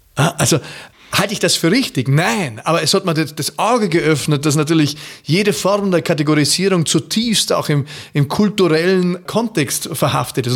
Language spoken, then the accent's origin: German; Austria; ich bin verfallen als Österreicher